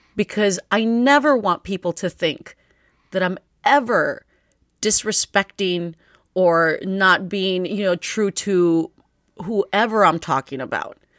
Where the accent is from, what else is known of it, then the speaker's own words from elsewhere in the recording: United States; I was born here, and I learned English off of T V.